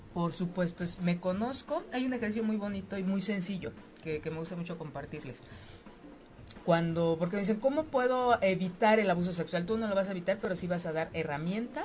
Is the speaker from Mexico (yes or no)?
yes; Mexico; como mexicanas, como mexicanos